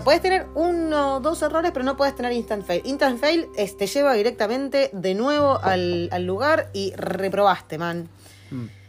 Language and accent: Spanish; Argentina; now in New Zealand; De Argentina.